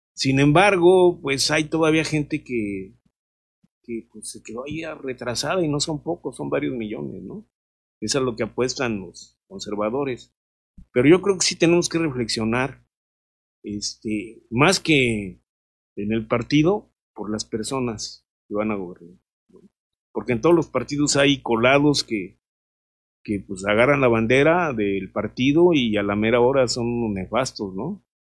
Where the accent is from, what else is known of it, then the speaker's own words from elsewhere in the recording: Mexico; nosotros como mexicanos